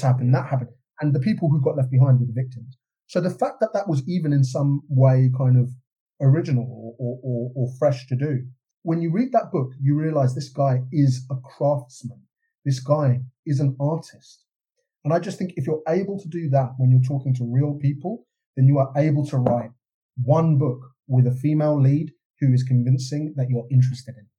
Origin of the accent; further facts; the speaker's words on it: London, United Kingdom; I grew up in London in the kind of the Britpop movement